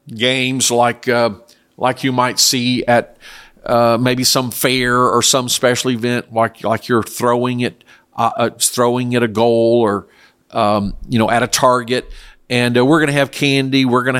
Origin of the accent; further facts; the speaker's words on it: South Korea; I was raised in Korea. There was no Halloween. That is an American or Western culture. Now, in very rare occasions, we were allowed to go into the U.S. Army base, and there was also a Baptist missionary compound that had American-style living.